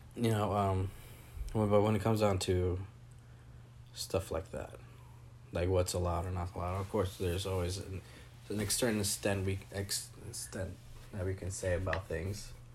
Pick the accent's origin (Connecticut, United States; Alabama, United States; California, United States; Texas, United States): California, United States; Napa; moved away as an adult; I grew up in Napa